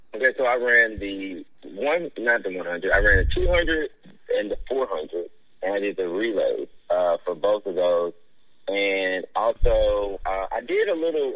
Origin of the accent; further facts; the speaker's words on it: Memphis, Tennessee, United States; I grew up in Westwood